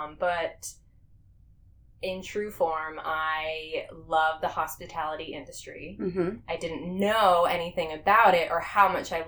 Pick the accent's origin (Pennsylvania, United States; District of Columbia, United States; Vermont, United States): Vermont, United States; now in Orlando, United States; So, I definitely did not appreciate Vermont like I should have when I lived there. I look back and I think of all the beautiful greenery and the mountains. We grew up on a lake.